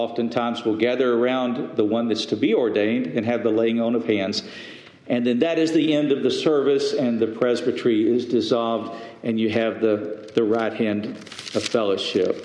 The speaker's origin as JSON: {"language": "English", "town": "Lubbock", "region": "Texas", "country": "United States", "tie": "born or raised there", "said": "the home church that I was in, that I grew up in Lubbock"}